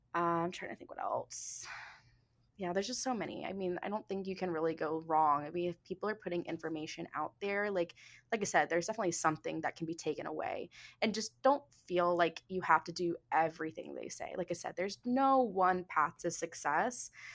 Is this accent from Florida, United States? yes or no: yes; Jupiter, Florida, United States; I grew up in Jupiter, which is like preppy, you know, capital of the world